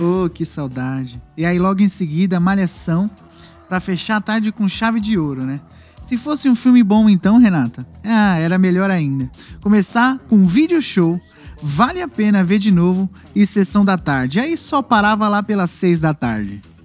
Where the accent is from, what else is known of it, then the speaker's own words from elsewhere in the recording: Barueri, São Paulo, Brazil; eu sou de Barueri